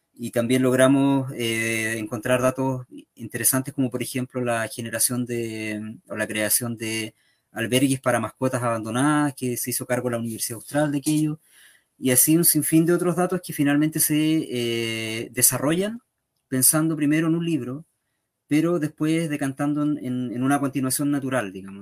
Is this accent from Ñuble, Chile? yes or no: no; Lanco, Los Ríos, Chile; also born or lived in San José de la Mariquina; now in Valdivia, Chile; yo soy nacido y pasé gran parte de mi infancia en Lanco.